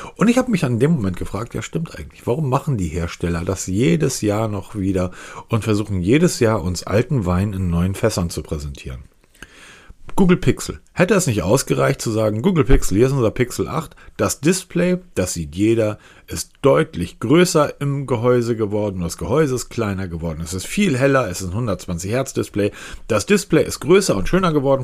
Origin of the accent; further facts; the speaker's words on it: Northern Germany, Germany; Ich bin Norddeutscher